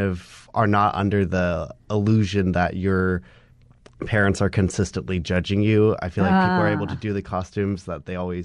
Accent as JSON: {"language": "English", "area": "San Francisco Bay Area", "region": "California", "country": "United States", "tie": "born or raised there", "moved": "yes", "lives_now": "New York, United States", "said": "I'm originally from the San Francisco Bay Area. And so we would always go as kids to like old Palo Alto"}